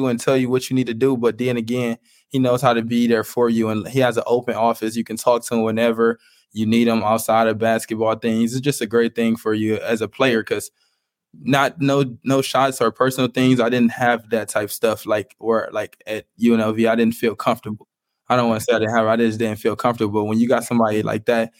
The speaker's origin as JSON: {"language": "English", "town": "Cleveland", "region": "Ohio", "country": "United States", "said": "I'm from Cleveland. I'm from like the inner city."}